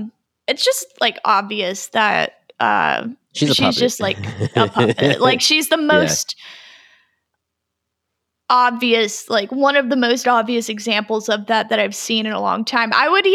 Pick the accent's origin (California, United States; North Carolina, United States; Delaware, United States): North Carolina, United States; she knows what she's talking about because we're from North Carolina, so we know exactly what that looks like.